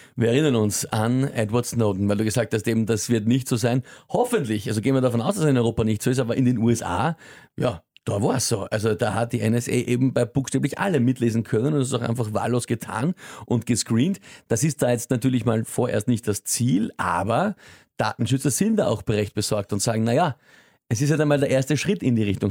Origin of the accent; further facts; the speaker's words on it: Austria; bei uns in Österreich